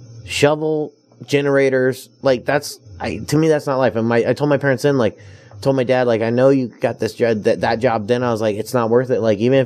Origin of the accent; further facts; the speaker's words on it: Northern California, United States; now in Las Vegas, United States; I'm a West Coast guy. I'm from California. I love San Diego. I grew up Northern California.